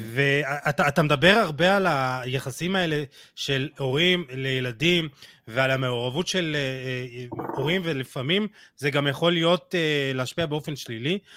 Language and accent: Hebrew; Israel